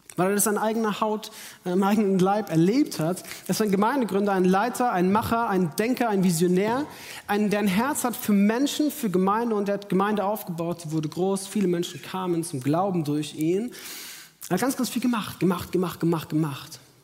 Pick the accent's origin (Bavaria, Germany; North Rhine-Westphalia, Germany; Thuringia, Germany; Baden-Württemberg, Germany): Bavaria, Germany; Munich; moved away as an adult; in meine Heimat nach München